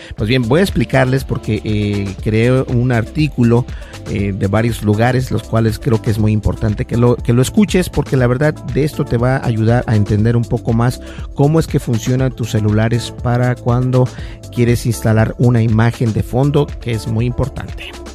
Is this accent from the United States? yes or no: yes; Minnesota, United States; yo soy de Minnesota